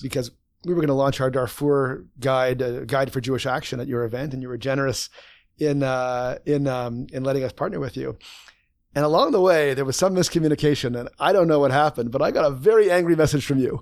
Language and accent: English; Winnipeg, Manitoba, Canada; growing up in Winnipeg